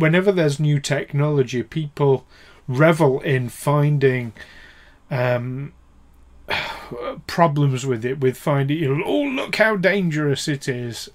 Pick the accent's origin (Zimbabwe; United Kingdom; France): United Kingdom; with us being British and in Britain